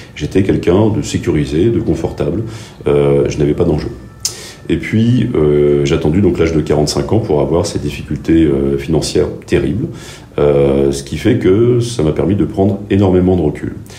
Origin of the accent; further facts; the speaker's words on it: Gabon; moved away; j'ai grandi au Gabon